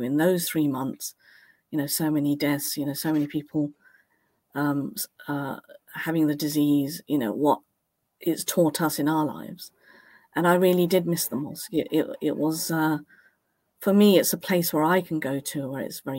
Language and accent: English; Cambridge, East of England, United Kingdom; I was literally born off Mill Road. My parents had a home on Mill Road. We grew up on Mill Road.